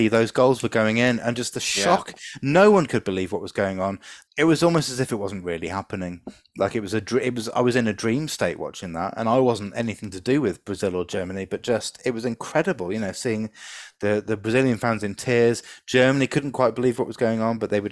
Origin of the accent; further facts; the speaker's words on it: London, United Kingdom; I was born basically in Shepherd's Bush, Hammersmith, so I should be a QPR fan if you're going by proximity to your birthplace